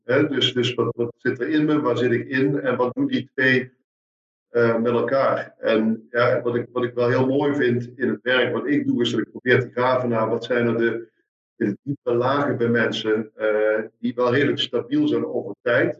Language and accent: Dutch; Meerssen, Limburg, Netherlands; also born or lived in Maastricht; ik, ik kom uit Meersen, zuiden des, des lands, in de buurt van, van Maastricht